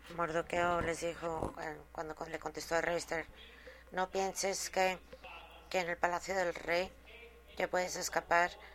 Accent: Mexico; en este momento en México, mi país.

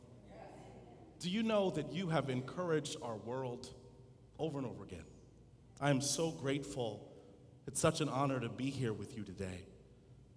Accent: Dallas, Texas, United States; As a kid growing up in Dallas, Texas

